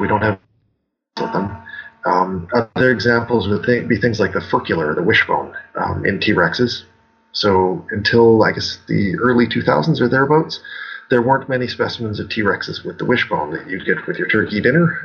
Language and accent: English; Alberta, Canada; moved away as an adult; now in Saskatchewan, Canada; I grew up in Alberta, the province uh, slightly to the west of Saskatchewan, where I'm currently working.